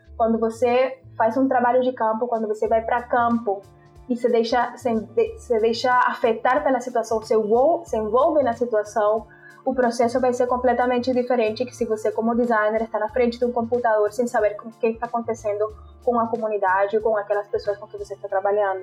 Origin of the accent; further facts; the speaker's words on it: Montería, Córdoba, Colombia; Portuguese is a second language; moved away as an adult; also born or lived in Barranquilla; now in Brazil; foi a cidade onde eu nasci, onde eu cresci